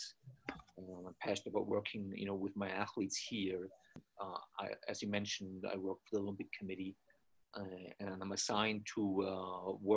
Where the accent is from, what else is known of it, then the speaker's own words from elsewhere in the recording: Austria; moved away as an adult; also born or lived in Boston, United States; now in Colorado, United States; I was born in Austria, grew up there, got my undergraduate degree there in sports science